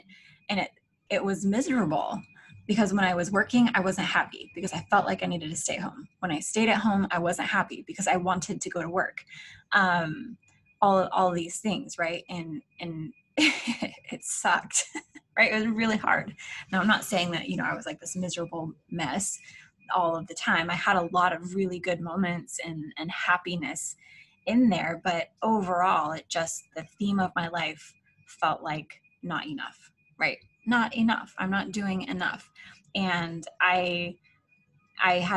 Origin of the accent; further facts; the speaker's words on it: Alaska, United States; moved away as an adult; now in Florida, United States; My husband and I were born and raised in Alaska.